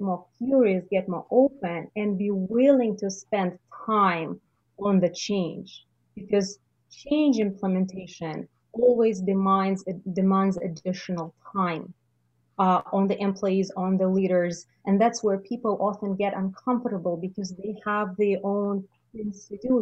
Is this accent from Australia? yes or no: no; Russia; moved away as an adult; now in Canada; the realities in Russia. I just realized that I don't need to let go of everything that I've accumulated in my home country